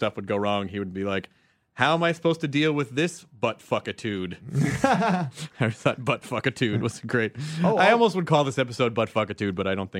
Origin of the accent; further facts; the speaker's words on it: Memphis, Tennessee, United States; Well, you know, like the Memphis, my hometown of Memphis is.